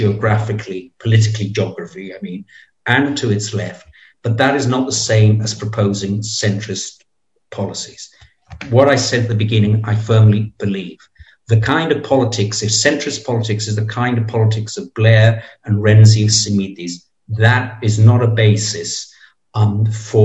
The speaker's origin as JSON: {"language": "English", "town": "Preveza", "region": "Epirus", "country": "Greece", "tie": "born or raised there", "said": "the party boss of Preveza, which is my hometown"}